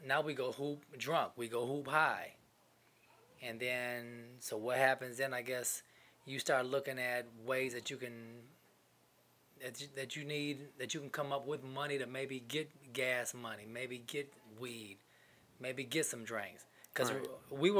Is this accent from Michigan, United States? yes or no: yes; Grand Rapids, Michigan, United States; now in Austin, United States; Grand Rapids is an interesting place to grow up